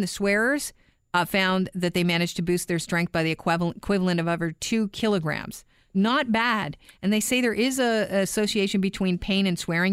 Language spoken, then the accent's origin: English; Canada; also born or lived in Ireland; the kid that grew up in Canada